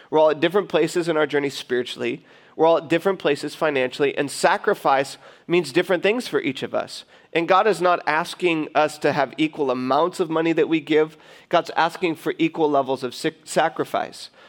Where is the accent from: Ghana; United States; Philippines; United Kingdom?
United States; Detroit, Michigan; now in California, United States; live, we are from Metro Detroit.